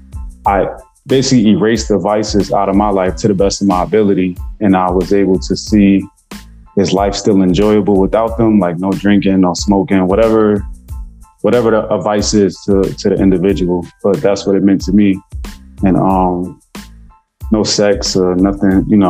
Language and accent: English; Newark, New Jersey, United States; me growing up in Newark